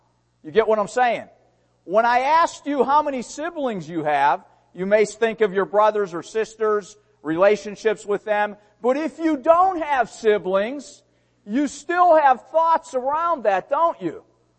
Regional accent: Pittsburgh, Pennsylvania, United States; born there; When I said Pittsburgh, I was born in Pittsburgh.

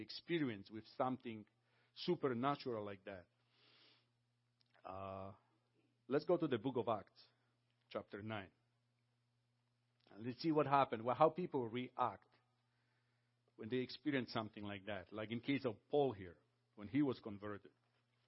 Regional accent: Poland; now in Canada; I came from Poland.

